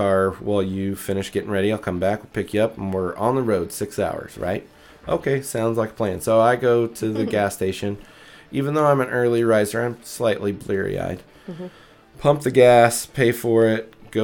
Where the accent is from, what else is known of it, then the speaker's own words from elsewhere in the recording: United States; I'm American